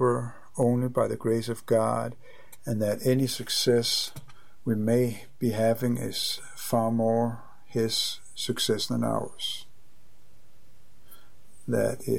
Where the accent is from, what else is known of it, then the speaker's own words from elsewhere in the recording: Copenhagen, Capital Region of Denmark, Denmark; moved away; I am from Copenhagen, Denmark. Or Denmark, Copenhagen